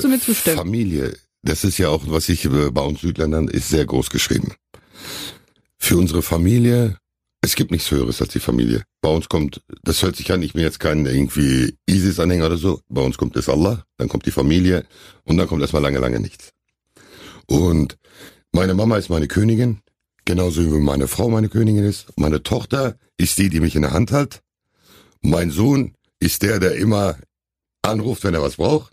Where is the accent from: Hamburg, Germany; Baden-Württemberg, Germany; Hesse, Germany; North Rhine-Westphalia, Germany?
North Rhine-Westphalia, Germany; Hamm; ich war glaube ich zwei, als wir hier hingezogen sind. Mhm. Wir haben die ersten zwei Jahre auf der Fangstraße da damals gewohnt und dann in den Hammerwesten gezogen